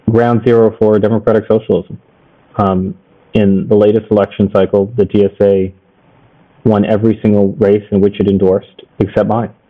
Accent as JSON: {"language": "English", "town": "New York City", "region": "New York", "country": "United States", "said": "I had a full sense of invincibility as a New Yorker"}